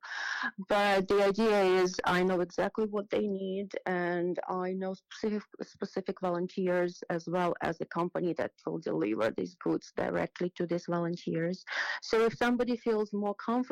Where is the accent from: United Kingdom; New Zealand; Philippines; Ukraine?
Ukraine; moved away as an adult; now in New York, United States; growing up in Ukraine